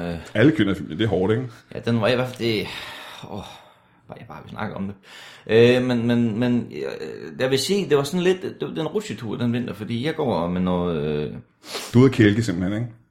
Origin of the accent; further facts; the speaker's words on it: Denmark; Ja, ja, jeg er jo fra Danmark, det kan du vel sige.